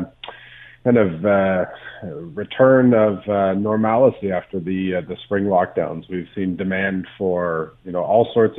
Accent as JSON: {"language": "English", "country": "Canada", "said": "we're Canadian. We like the winter."}